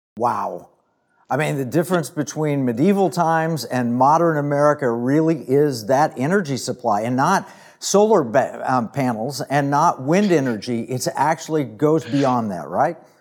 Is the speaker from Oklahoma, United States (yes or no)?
yes; Oklahoma, United States; I grew up in Oklahoma